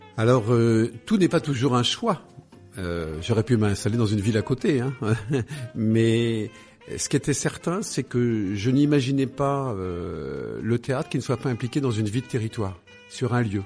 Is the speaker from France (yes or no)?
yes; Paris, Île-de-France, France; moved away; je suis né à Paris, dans le 15e